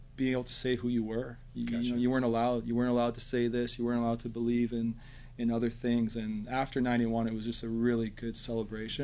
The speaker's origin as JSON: {"language": "English", "town": "Nanaimo", "region": "British Columbia", "country": "Canada", "tie": "born or raised there", "said": "Born, raised here in beautiful um, Nanaimo"}